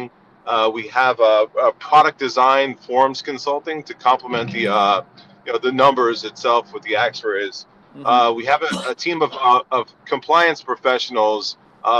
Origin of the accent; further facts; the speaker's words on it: Northeast Coast, United States; accent: East Coast; moved away as an adult; also born or lived in California; now in New Jersey, United States; I'm originally from the East Coast, the Northeast Coast